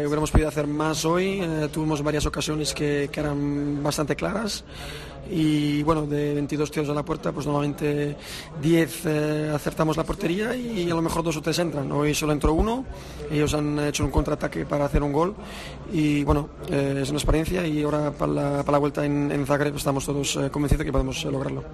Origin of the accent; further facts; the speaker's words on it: Switzerland; first language Spanish; nací, nací en Suiza, eh, pero la mayoría de mi familia está en Suiza. Pero hasta, bueno, hasta los siete años que no fui al al jardín de infancia estuve con mis padres hablando español